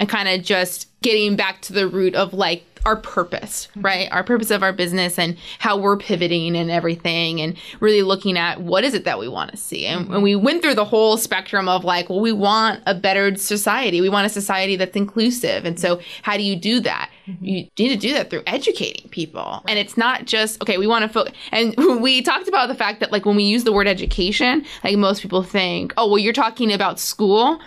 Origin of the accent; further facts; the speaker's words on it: Southern California, United States; growing up in Southern California, you know about the UCs and you know about the Cal States